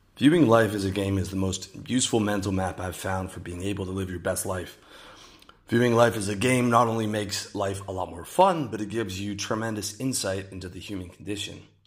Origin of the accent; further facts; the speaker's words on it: Canada; moved away as an adult; my home country of Canada